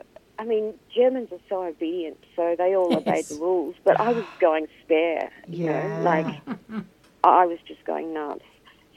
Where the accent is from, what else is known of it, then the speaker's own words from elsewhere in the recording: Singapore; born there; No. Originally, I was born in Singapore.